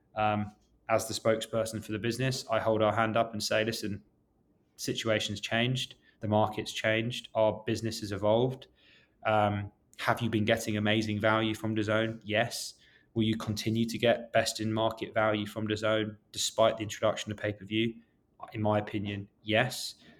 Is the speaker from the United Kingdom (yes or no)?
yes; London, United Kingdom; moved away as an adult; now in New York City, United States; I grew up in West London